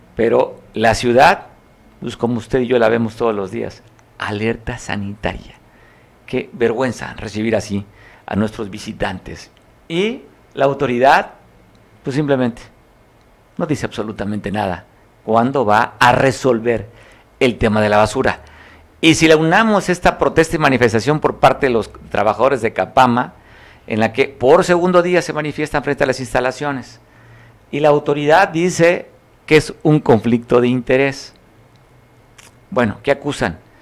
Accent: Guerrero, Mexico; somos de Guerrero

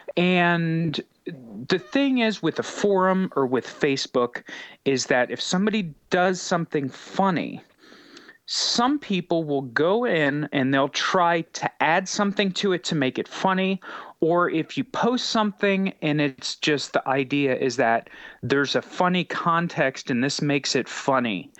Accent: United States; growing up in America, in the capitalist society

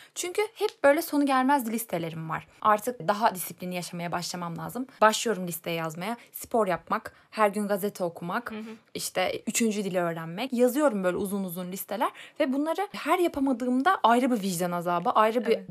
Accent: Elbistan, Kahramanmaraş, Turkey; moved away as an adult; Elbistan'da Kahramanmaraş Elbistan oradan geldim biliyorsun ortaokuldan. Hı hı. Oralıyım zaten.

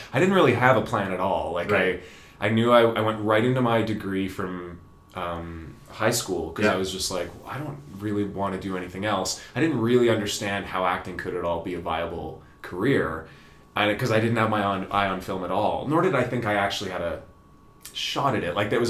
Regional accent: Lethbridge, Alberta, Canada; moved away as an adult; also born or lived in Vancouver; I was born and raised in Lethbridge.

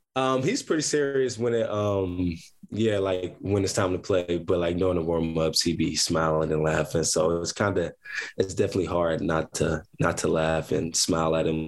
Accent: Columbus, Ohio, United States; also born or lived in Akron, Ohio; I am from Columbus, Ohio. I'm born and raised from Columbus, Ohio.

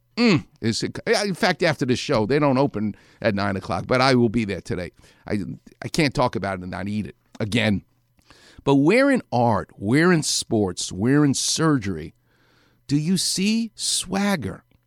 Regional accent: New York City, New York, United States; I'm from New York City.

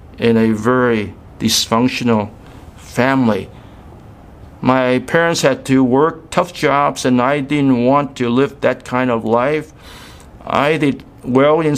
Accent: Hong Kong; moved away; also born or lived in Guangzhou, China; my mother took my brother and me to Hong Kong to be reunited with my father. My two younger sisters were born in Hong Kong. And while in Hong Kong, I had my first exposure to the gospel, to Christianity. I attended a grade school sponsored by the Hong Kong Anglican Church

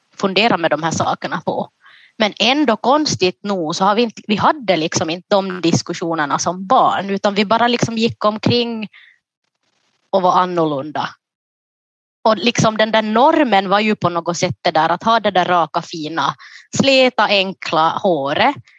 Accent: Jakobstad, Ostrobothnia, Finland; also born or lived in Ethiopia; Jag är alltså då från Jakobstad

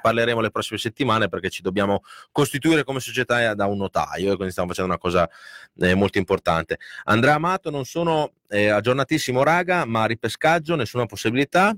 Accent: Reggio Emilia, Emilia-Romagna, Italy; a Reggio ce ne sono veramente pochi perché avete visto che è una città che è in continua evoluzione e stiamo perdendo le tradizioni, non c'è niente da fare, come il nostro dialetto

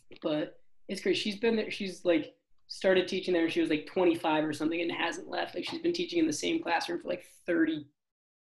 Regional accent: Cambridge, Massachusetts, United States; Cambridge, Mass.

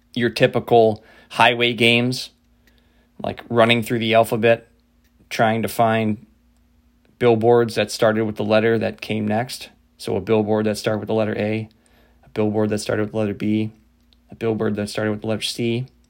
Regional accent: Midwest, United States; a bunch of pasty white Irish kids growing up in the Midwest

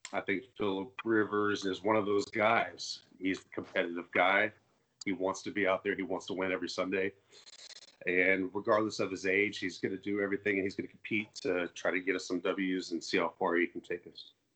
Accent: Indianapolis, Indiana, United States; I was raised in Indianapolis, Indiana

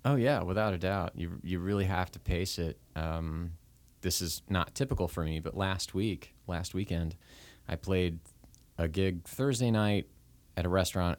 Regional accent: Oklahoma, United States; moved away; I wasn't from the area up here. I was from Oklahoma, and so I really felt like I was starting at zero when I moved up here

